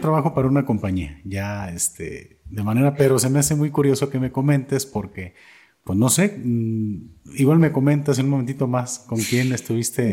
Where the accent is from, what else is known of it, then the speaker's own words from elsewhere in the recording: Atotonilco el Alto, Jalisco, Mexico; Yo soy de Totonilco también